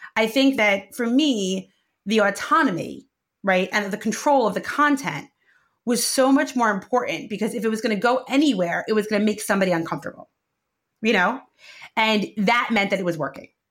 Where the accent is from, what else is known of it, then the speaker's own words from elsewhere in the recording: New York City, New York, United States; I grew up in what I call real Brooklyn, uh, which is Sheepshead Bay, the south of Brooklyn